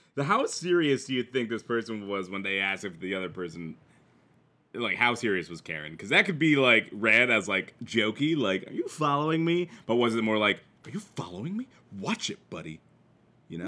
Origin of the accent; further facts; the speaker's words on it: Midwest, United States; accent: Midwest; this is my Midwest accent